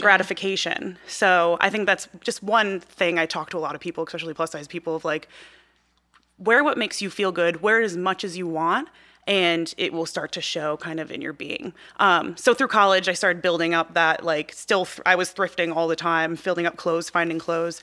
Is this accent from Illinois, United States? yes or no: yes; outside of Chicago, Midwest, Illinois, United States; I grew up in the Midwest.